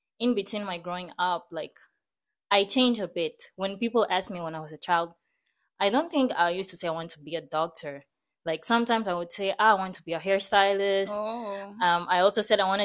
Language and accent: English; Maputo, Mozambique; moved away; I grew up in Mozambique, in the city of Maputo